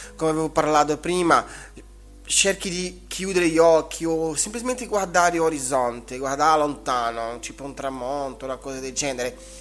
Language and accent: Italian; Brazil; io come brasiliano